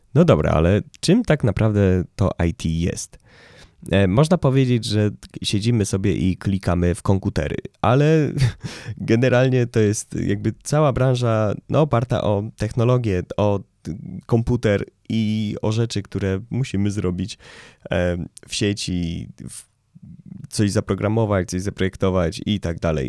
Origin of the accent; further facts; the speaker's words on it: Łódź, Łódź Voivodeship, Poland; ja jestem z Łodzi